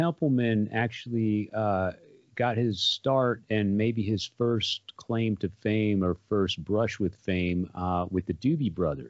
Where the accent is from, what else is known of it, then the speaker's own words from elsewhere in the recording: San Antonio, Texas, United States; I remember growing up in San Antonio